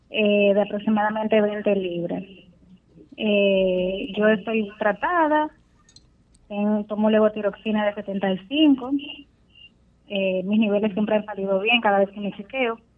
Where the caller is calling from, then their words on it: Puerto Plata, Dominican Republic; de Puerto Plata.